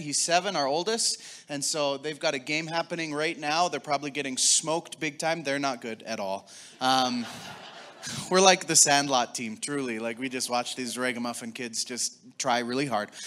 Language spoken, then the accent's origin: English; Taber, Alberta, Canada; also born or lived in Calgary / Lethbridge; now in Sherwood Park, Canada; I grew up in Southern Alberta, Tabor, Alberta, to be specific